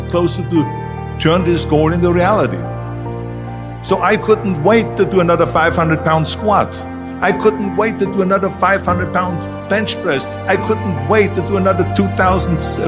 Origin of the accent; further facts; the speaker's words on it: Austria; moved away; I was born in 1947 in Austria after the Second World War